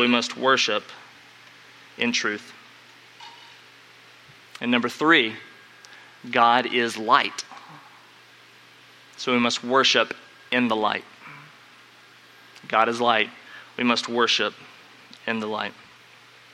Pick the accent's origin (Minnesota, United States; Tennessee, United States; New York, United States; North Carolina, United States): North Carolina, United States; growing up in North Carolina